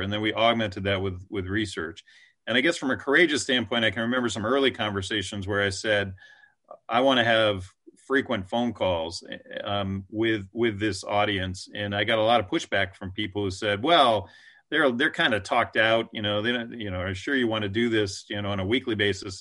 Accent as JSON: {"language": "English", "region": "East Coast", "country": "United States", "tie": "born or raised there", "moved": "yes", "lives_now": "West Coast, United States", "said": "I'm an East Coaster, uh, you know, I was born on the East Coast, but now I live on the West Coast"}